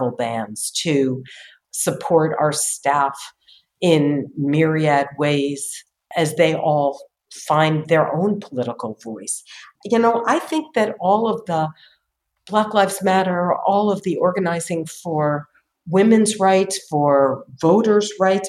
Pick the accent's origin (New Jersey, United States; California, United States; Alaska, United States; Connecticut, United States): Connecticut, United States; New Haven; moved away; also born or lived in Boston; I grew up in New Haven, Connecticut